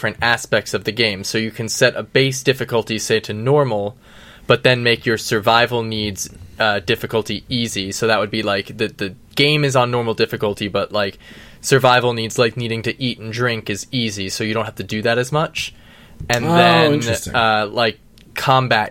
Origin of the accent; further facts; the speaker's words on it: New York City, New York, United States; as a New Yorker